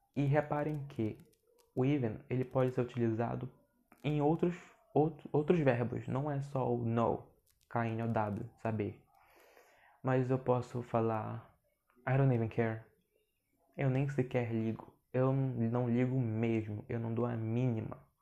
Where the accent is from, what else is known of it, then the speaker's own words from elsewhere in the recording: Brazil; accent: Brazilian accent in English; eu tenho sotaque brasileiro no inglês